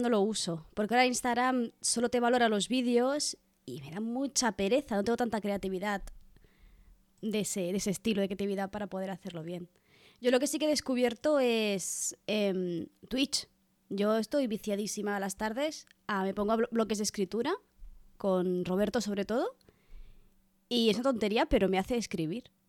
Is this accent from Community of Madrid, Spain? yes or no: no; Catalonia, Spain; Soy catalana